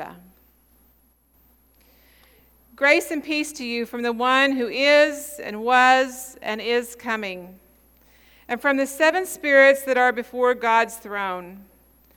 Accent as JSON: {"language": "English", "town": "Pawhuska", "region": "Oklahoma", "country": "United States", "tie": "born or raised there", "said": "When I was a child growing up in Pawhuska"}